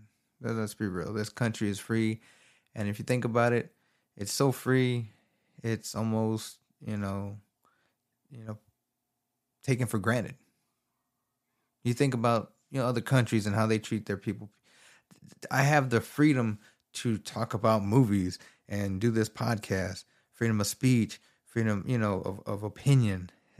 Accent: Texas, United States; I'm from Texas. So he had a governor race between Greg Abbott and Beto O'Rourke.

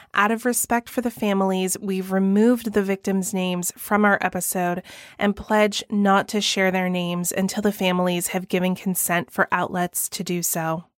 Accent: Atlanta, Georgia, United States; my hometown of Atlanta

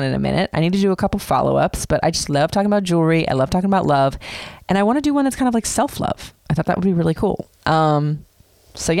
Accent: Florida, United States; I grew up in Florida

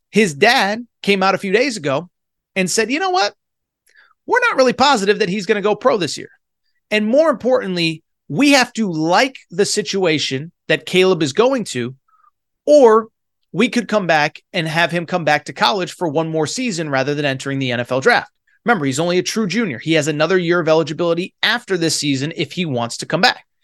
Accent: Connecticut, United States; now in Los Angeles, United States; I currently do live in LA. I'm originally from Connecticut.

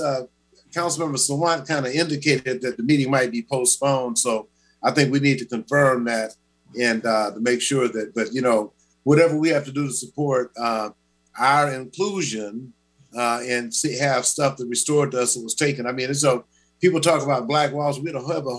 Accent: Shreveport, Louisiana, United States; I'm from Shreveport, Louisiana.

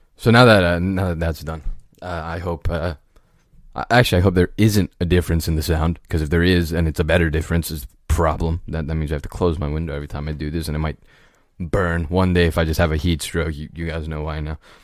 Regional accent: United States; an American citizen, uh, born and raised

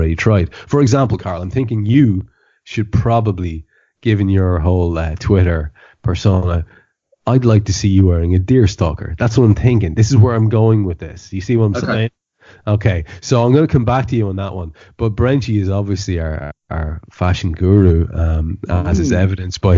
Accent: Ireland; I'm an Irish country gentleman

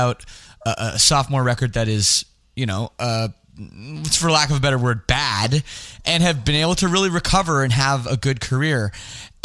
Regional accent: Toronto, Ontario, Canada; also born or lived in Scarborough; I grew up in the West Side

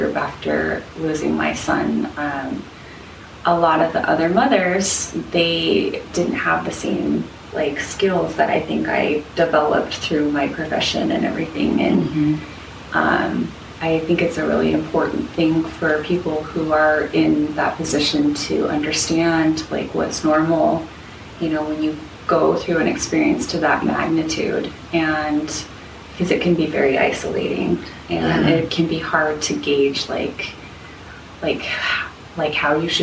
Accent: Salt Lake City, Utah, United States; born or raised there; moved away as an adult; now in Portland, United States

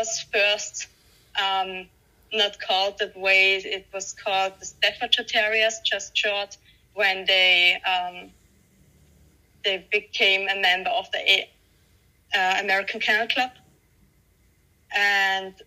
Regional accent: Austria; Austria, where I live

